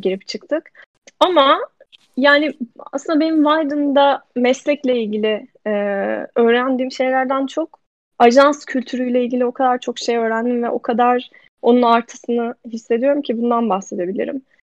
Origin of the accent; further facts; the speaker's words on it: Ankara, Turkey; moved away as an adult; also born or lived in New York; now in Amsterdam, Netherlands; ben Ankara'da büyüdüm.